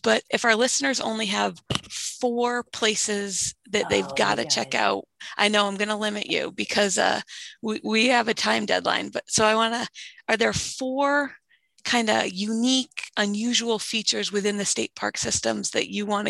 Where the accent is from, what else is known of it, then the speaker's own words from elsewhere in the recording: New England, United States; moved away; So growing up in New England